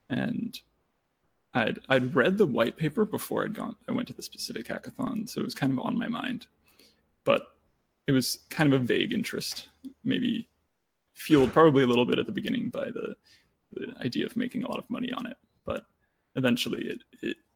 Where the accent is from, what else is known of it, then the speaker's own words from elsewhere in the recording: Germany; born there; I was born in Germany, but I unfortunately don't speak much German.